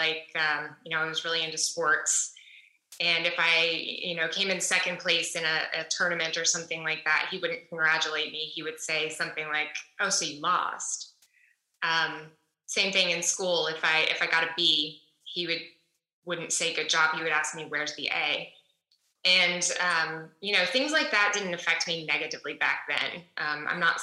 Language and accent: English; Dallas, Texas, United States; moved away as an adult; also born or lived in New York City; now in Austin, United States; I am originally from Dallas, Texas, and I now live in Austin, Texas, after spending a lot of years of my adult life in New York City.